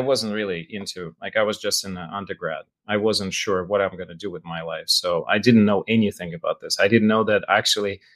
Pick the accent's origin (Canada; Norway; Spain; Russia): Russia; now in United States; I grew up in Russia, right? So Jewish boy in Russia